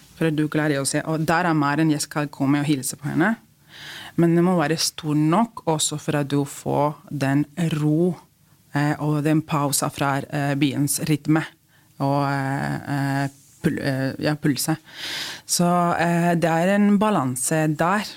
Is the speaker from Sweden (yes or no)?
no; Spain; Norwegian is a second language; now in Norway; vi spanjoler